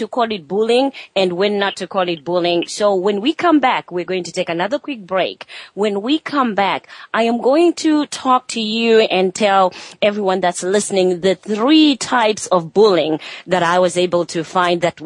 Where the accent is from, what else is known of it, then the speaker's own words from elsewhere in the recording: Zimbabwe; moved away; I grew up in Zimbabwe in Africa